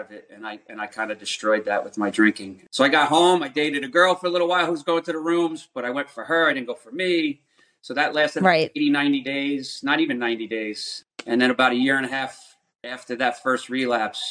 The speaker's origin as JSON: {"language": "English", "area": "Rockland County", "region": "New York", "country": "United States", "tie": "born or raised there", "said": "I grew up in Rockland County."}